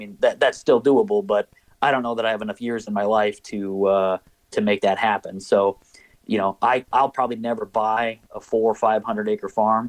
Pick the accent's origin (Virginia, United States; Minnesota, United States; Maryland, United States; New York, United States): Minnesota, United States; the biggest push, was growing up in Minnesota and hunting on public land.